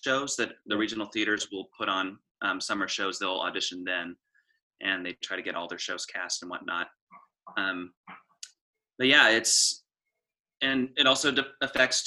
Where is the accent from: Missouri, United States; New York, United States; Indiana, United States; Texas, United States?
Indiana, United States; Indianapolis; I was born and raised in Indianapolis, Indiana